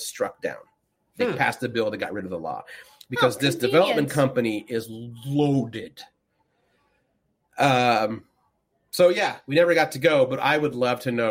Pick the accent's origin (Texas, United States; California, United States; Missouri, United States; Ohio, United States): California, United States; Susanville; I grew up in Susanville, which is 90 minutes roughly from Reno, Nevada